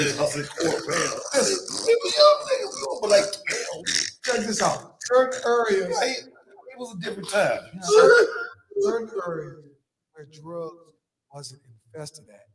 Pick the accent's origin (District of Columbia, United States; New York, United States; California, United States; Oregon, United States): District of Columbia, United States; Washington; I come from Northeast over there by Fort Totten